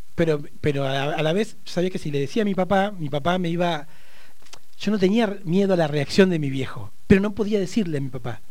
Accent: Neuquén, Argentina; also born or lived in Barda del Medio; uno nacido y criado en Neuquén

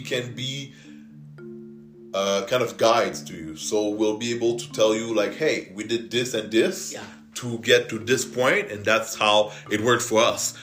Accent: Canada; English is a second language; I'm French Canadian, so I might talk with a bit of an accent

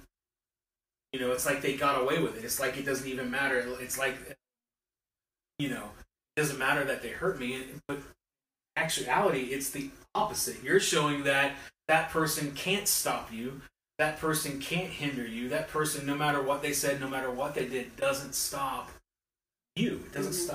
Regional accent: West Virginia, United States; I'm from West Virginia

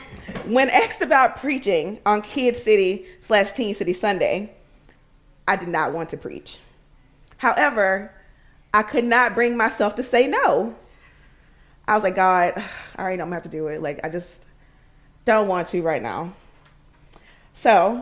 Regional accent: Alabama, United States; moved away as an adult; now in Washington, D.C., United States; I'm originally from Alabama. I moved to D.C. 10 years ago

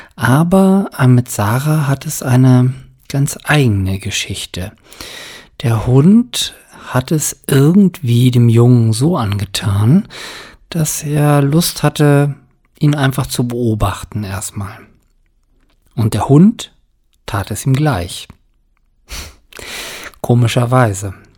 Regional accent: Germany; hier bei uns in Deutschland

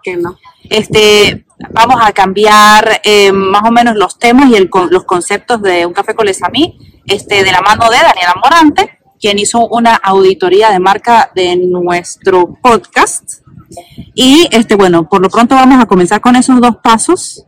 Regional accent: Venezuela; moved away as an adult; now in Quebec, Canada; nosotros somos venezolanos, vinimos así como que obligados

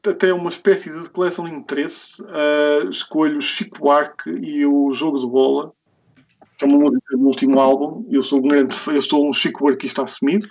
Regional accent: the North, Norte, Portugal; eu sou aqui da Zona, da zona Norte

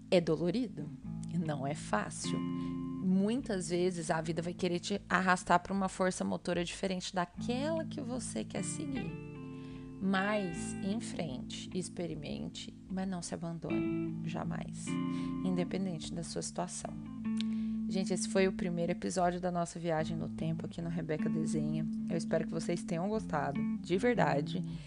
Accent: Goiânia, Goiás, Brazil; moved away as an adult; also born or lived in São Paulo; Eu sou de Goiânia, eu fui morar em São Paulo para fazer minha faculdade de moda muito jovem, eu tinha 18 anos quando eu saí de casa

